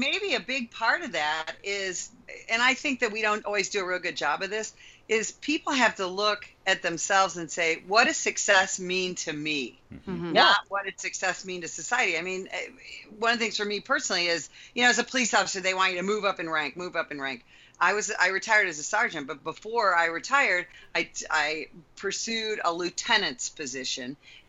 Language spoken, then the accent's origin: English; Midwest, United States; I moved from the Chicago area, where we have lots of snow and lots of dark and all that, to a place where we have 360 days a year of sunshine.